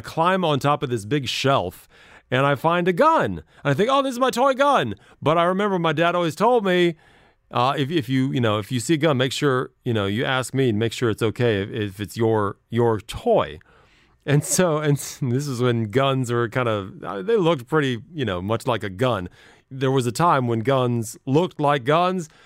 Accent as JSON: {"language": "English", "region": "Midwest", "country": "United States", "tie": "born or raised there", "said": "I grew up in the Midwest"}